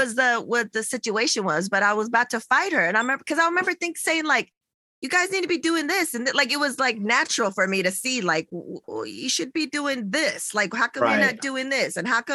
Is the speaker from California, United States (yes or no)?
yes; San Diego, California, United States; now in Los Angeles, United States; I'm from San Diego